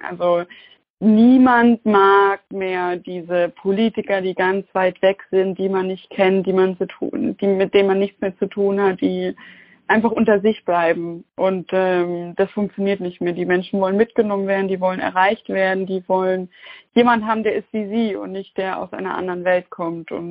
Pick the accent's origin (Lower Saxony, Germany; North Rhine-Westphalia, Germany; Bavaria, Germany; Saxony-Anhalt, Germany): Saxony-Anhalt, Germany; Und ich bin ja Nachwendekind, also ich bin in Sachsen-Anhalt groß geworden und das hat mich schon getroffen.